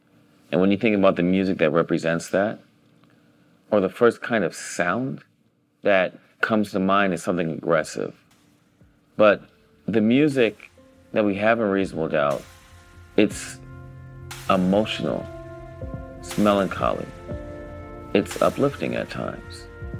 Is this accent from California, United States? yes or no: yes; Los Angeles, California, United States; I grew up in Los Angeles, Baldwin Hills, Ladera Heights.